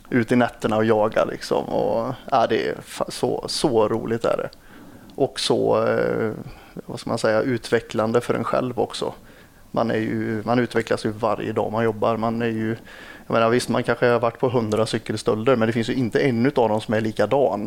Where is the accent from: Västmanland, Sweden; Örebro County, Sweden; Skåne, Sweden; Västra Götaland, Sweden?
Västra Götaland, Sweden; Lidköping; jag är från Lidköping